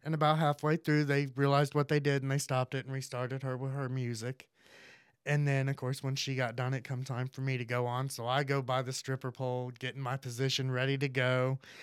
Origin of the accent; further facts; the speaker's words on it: Hernando, Florida, United States; moved away as an adult; also born or lived in Indiana; I grew up in Hernando. I moved away when I turned eighteen to Indiana